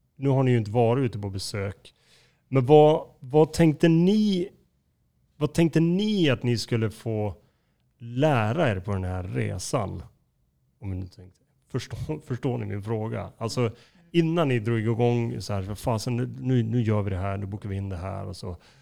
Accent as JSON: {"language": "Swedish", "town": "Skellefteå", "region": "Västerbotten County", "country": "Sweden", "tie": "born or raised there", "moved": "yes", "lives_now": "Stockholm, Sweden", "said": "jag är ju inte född i Stockholm, jag är född i Skellefteå."}